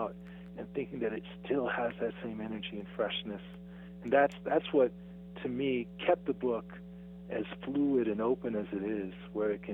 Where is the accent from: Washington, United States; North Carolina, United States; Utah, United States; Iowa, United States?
Utah, United States; Salt Lake City; I grew up in Salt Lake City, Utah